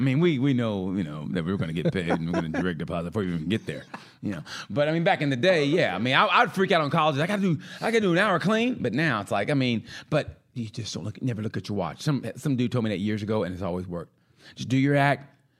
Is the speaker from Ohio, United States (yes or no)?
yes; Cleveland, Ohio, United States; I told you 3 times ago, I'm from Cleveland, you know?